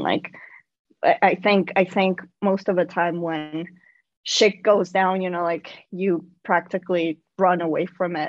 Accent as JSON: {"language": "English", "country": "Mexico", "tie": "born or raised there", "moved": "as an adult", "lives_now": "New York City, United States", "said": "I'm an immigrant. I I I'm originally from Mexico. I was born and raised in Mexico, and I moved uh, to New York City pretty young"}